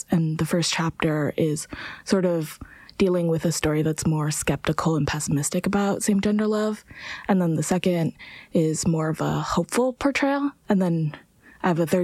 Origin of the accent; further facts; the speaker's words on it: San Francisco Bay Area, California, United States; I'm from the San Francisco Bay Area